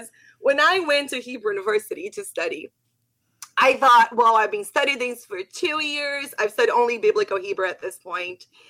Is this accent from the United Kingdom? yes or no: no; Brazil; first language Portuguese; English is a second language; moved away as an adult; also born or lived in Israel / South America / South Africa; now in United States; I'm from Brazil